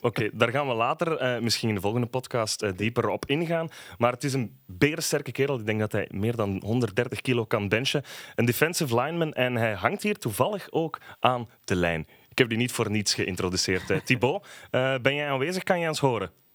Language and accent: Dutch; Belgium; wij als Belgen